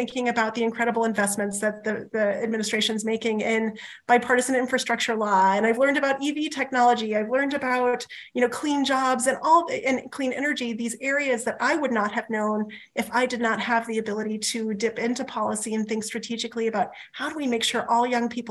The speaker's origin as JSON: {"language": "English", "region": "rural New Mexico", "country": "United States", "tie": "born or raised there", "moved": "yes", "said": "my hometown in rural New Mexico"}